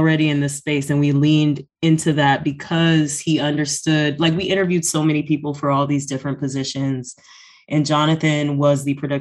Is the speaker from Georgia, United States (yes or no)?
yes; Atlanta, Georgia, United States; born and raised in Atlanta, Georgia